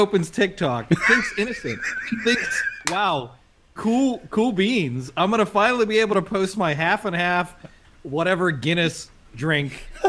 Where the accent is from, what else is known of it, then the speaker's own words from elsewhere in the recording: South Africa; As a South African